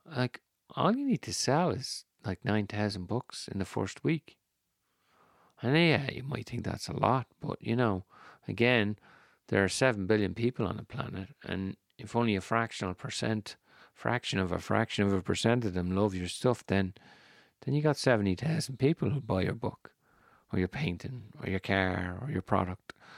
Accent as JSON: {"language": "English", "country": "Ireland", "said": "I'm Irish. We don't like drawing attention to ourselves, the Irish"}